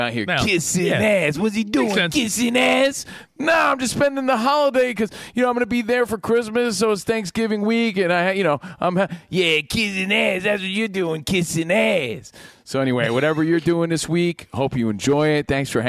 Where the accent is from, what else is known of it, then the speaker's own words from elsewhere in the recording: New Jersey, United States; I am from Jersey, but I'm in Idaho this week.